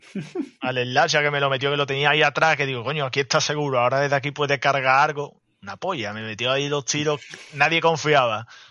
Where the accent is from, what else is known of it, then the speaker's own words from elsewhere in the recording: Andalusia, Spain; como buen andaluz, el tema de la siesta es duro